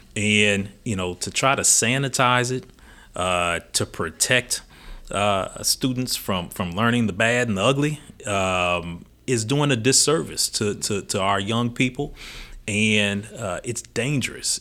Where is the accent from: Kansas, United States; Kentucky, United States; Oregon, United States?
Kentucky, United States; Louisville; also born or lived in Illinois; Louisville is home for me. I was born here in Louisville, uh, born West End on South Forty-fifth Street